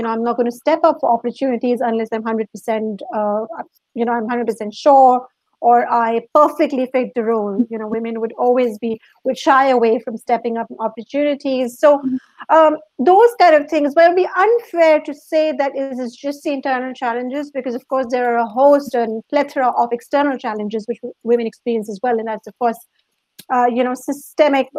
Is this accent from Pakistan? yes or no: yes; Pakistan; moved away as an adult; also born or lived in Dubai; now in London, United Kingdom; I'm originally from Pakistan